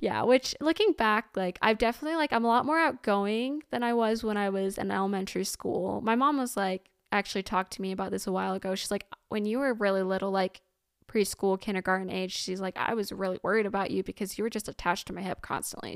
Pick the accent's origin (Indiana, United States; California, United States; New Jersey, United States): Indiana, United States; I'm from Indiana, born, ra-, and raised Hoosier.